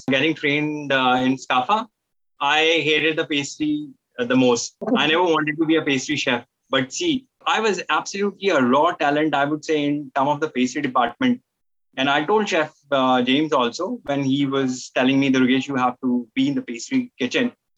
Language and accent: English; northern India, India; moved away as an adult; now in Dubai, United Arab Emirates; I'm from India, from the northern, northern part of India, and I've been in Dubai since last 12 years